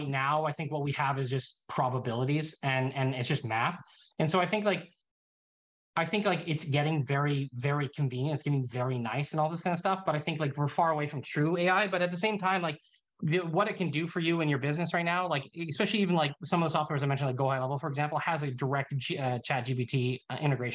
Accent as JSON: {"language": "English", "country": "Canada", "also_born_or_lived": "Summerland, British Columbia", "said": "I'm Canadian"}